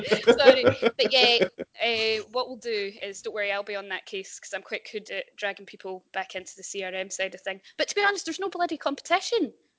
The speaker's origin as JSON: {"language": "English", "area": "Ayrshire", "region": "Scotland", "country": "United Kingdom", "also_born_or_lived": "Edinburgh", "accent": "Glasgow", "moved": "as an adult", "lives_now": "Glasgow, United Kingdom", "said": "So I am originally from Ayrshire. So that's west coast of Scotland, for anyone who doesn't know. I then went to uni in Edinburgh, where I studied painting"}